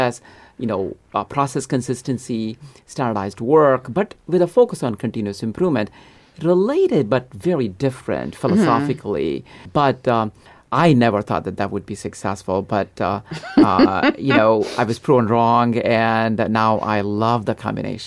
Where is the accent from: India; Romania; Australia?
India; moved away as an adult; now in United States; I grew up in India. In a small town